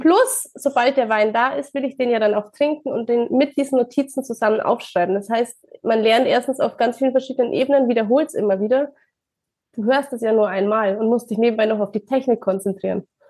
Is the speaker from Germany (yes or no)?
yes; Ingolstadt, Bavaria, Germany; ich komme aus Bayern, aus der schönen Ingolstadt